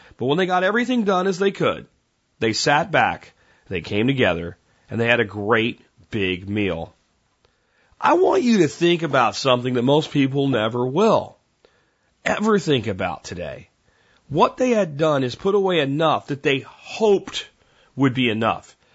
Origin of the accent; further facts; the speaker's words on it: Florida, United States; accent: Florida; also born or lived in Pennsylvania; I moved from Pennsylvania to Florida with my family.